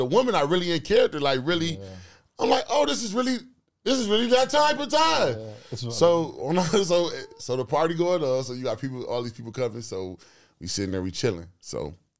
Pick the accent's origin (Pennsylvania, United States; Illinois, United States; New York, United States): New York, United States; I grew up with you on Chatty Patty, where I'm from. We from New York.